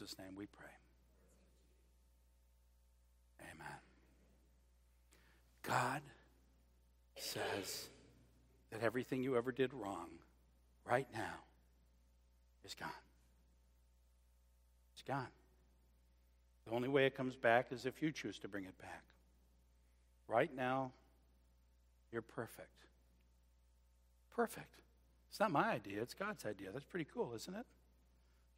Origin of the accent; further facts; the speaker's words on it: Scotland, United Kingdom; I'm actually Scottish, not Irish.